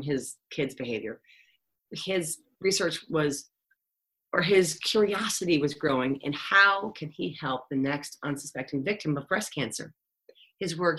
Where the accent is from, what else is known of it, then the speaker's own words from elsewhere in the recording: Cleveland, Ohio, United States; I'm from Cleveland, Ohio, where like garlic salt rules